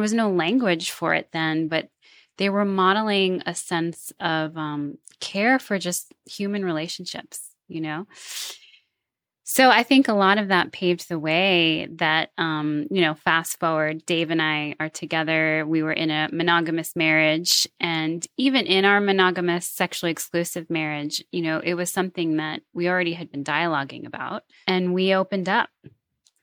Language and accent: English; New York City, New York, United States; I grew up in New York City, New York in the United States